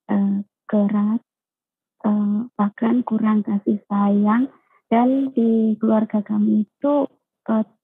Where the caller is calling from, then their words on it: Taiwan; Saya dari saya dari Taiwan